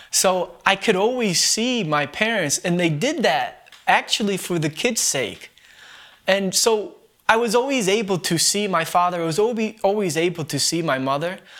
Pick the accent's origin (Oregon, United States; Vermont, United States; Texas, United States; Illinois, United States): Vermont, United States; Bennington; I was born and raised here in Bennington, Vermont